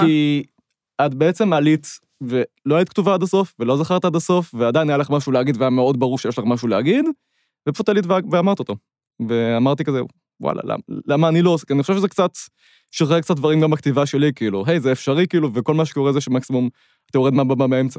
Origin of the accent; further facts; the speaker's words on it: Ramat Gan, Tel Aviv District, Israel; אני מרמת גן